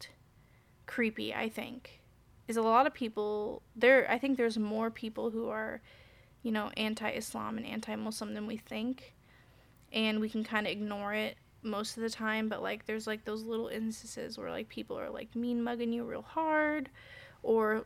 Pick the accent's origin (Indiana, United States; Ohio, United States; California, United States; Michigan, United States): Indiana, United States; Indianapolis; I'm from Indianapolis, right, so but I was in like an Avon area